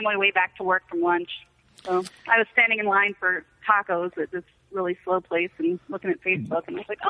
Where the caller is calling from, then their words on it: Iowa, United States; I'm calling from cold-ass Iowa.